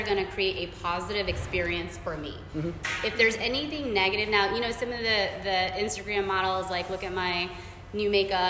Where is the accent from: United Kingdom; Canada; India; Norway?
India; I never thought in a million years being Indian, you know, being a woman, have a small frame